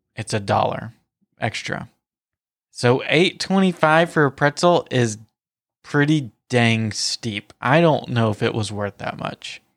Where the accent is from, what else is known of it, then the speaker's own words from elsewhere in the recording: the South, United States; accent: Southern; my Southern accent